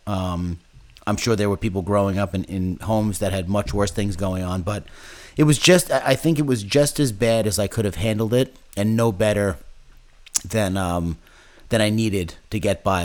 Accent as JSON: {"language": "English", "town": "Commack", "region": "New York", "country": "United States", "tie": "born or raised there", "said": "I grew up in Comac, Long Island"}